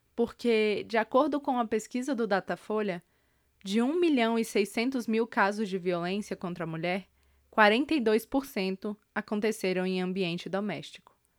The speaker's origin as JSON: {"language": "Portuguese", "town": "Brasília", "region": "Federal District", "country": "Brazil", "tie": "born or raised there", "said": "eu nasci em Brasília e eu estou cursando o meu último semestre no curso de jornalismo pela Universidade de Brasília"}